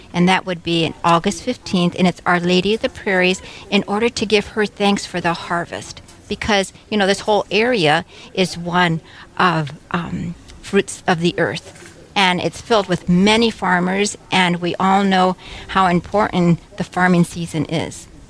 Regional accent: San Antonio, Texas, United States; moved away as an adult; now in Wahpeton, United States; I am from San Antonio, Texas, and I came here to Carmel of Mary 30 years ago

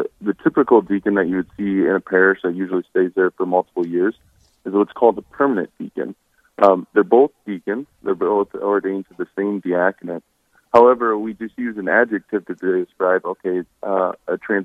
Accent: Hartford, South Dakota, United States; I grew up near Hartford, South Dakota.

